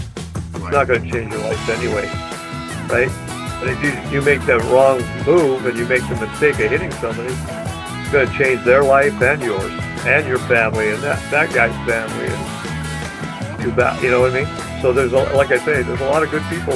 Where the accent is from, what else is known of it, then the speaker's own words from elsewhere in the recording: British Columbia, Canada; being from British Columbia